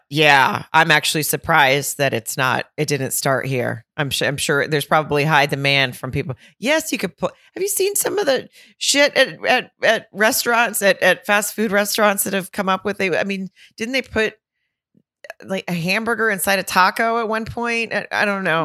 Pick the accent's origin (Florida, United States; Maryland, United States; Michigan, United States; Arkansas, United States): Arkansas, United States; Farmington; now in California, United States; I'm from Farmington, Arkansas, and I grew up eating Hardee's